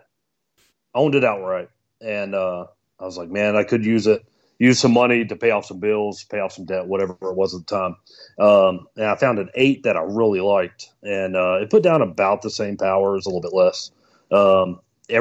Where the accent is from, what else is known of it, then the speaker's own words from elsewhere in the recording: North Carolina, United States; born and raised in North Carolina